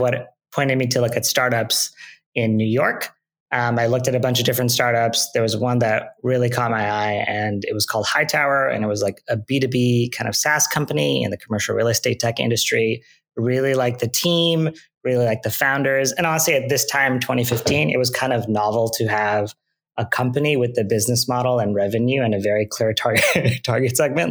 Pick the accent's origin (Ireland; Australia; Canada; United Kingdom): Canada; Mississauga, Ontario; I grew up in Canada, in Mississauga, Ontario.